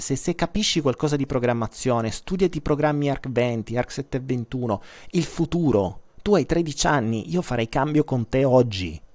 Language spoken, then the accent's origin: Italian; Apulia, Italy; da noi in Puglia tu mi hai chiamato terrone ed è vero, io sono un terrone